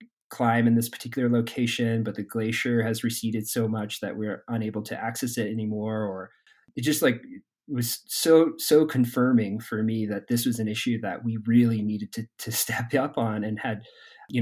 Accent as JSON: {"language": "English", "region": "Vermont", "country": "United States", "tie": "born or raised there", "moved": "yes", "lives_now": "Durango, United States", "said": "I grew up in Vermont."}